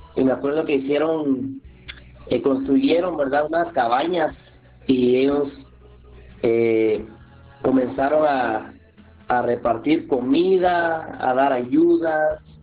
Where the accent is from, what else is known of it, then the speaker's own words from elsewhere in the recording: Santa Lucía Milpas Altas, Sacatepéquez, Guatemala; yo soy de, yo soy de aquí de Santa Lucía, mi Pasalta, se llama el pueblo, queda cerca de Antigua Guatemala